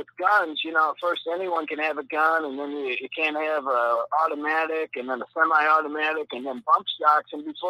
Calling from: Mexico; This is the coolest white dude in Yashkaba, Mexico.

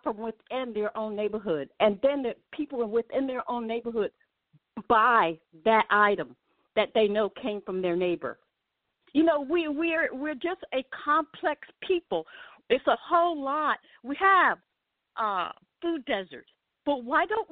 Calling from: Jersey Shore, New Jersey, United States; also born or lived in Atlanta / Connecticut; I'm calling from the Jersey Shores

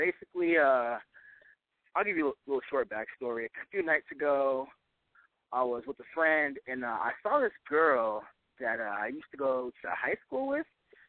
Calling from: Los Angeles, California, United States; 19, calling from Los Angeles.

